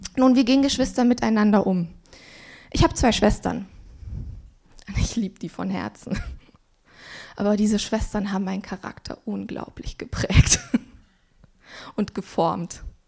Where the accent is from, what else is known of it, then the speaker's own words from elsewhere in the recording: Swabia, Baden-Württemberg, Germany; ich bin im Schwabenland aufgewachsen